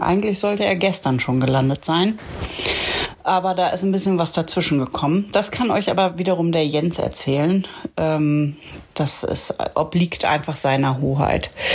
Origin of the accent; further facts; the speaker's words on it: Achim, Lower Saxony, Germany; moved away as an adult; also born or lived in Bremen / Munich / Düsseldorf / Berlin; now in Lötz, Germany; aufgewachsen bin ich ja in Achim bei Bremen